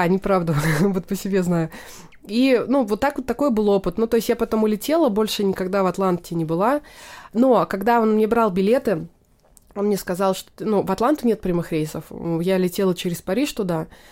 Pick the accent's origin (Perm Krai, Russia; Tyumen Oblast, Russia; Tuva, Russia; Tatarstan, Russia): Tatarstan, Russia; Naberezhnye Chelny; moved away; Я родилась в Татарстане, в городе Набережные Челны